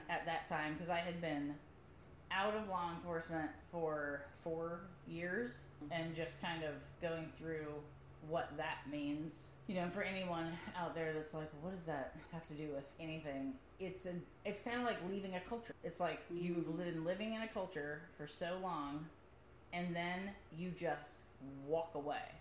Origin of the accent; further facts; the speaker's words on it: Midwest, United States; I'm, I'm from the Midwest